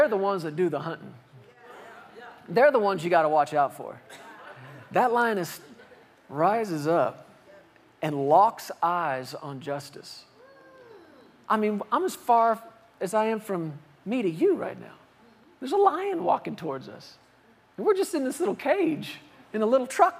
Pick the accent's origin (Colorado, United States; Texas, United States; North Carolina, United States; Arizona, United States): Texas, United States; Fort Worth; I grew up in Fort Worth, Texas